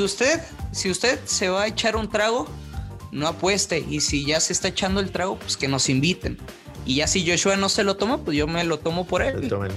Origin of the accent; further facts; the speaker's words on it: northern Mexico, Mexico; como buen norteño